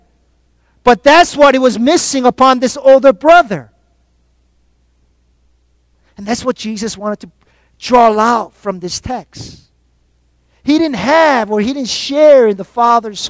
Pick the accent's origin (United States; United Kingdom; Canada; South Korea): South Korea; moved away; growing up in Korea.